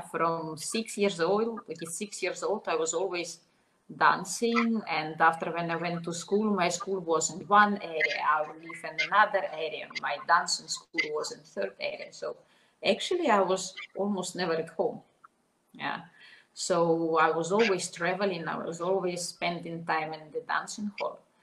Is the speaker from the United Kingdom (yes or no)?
no; Minsk, Belarus; English is a second language; moved away as an adult; also born or lived in Slovenia; I was born in Belarus. I all my life I was in Minsk, at, uh, and I was 20 years old when I moved to Slovenia.